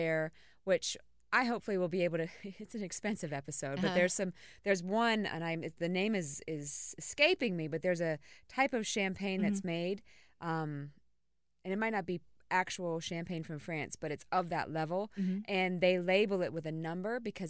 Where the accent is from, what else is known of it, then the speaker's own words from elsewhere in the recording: United States; I about said fixing to have. Because I'm from Carolina Beach.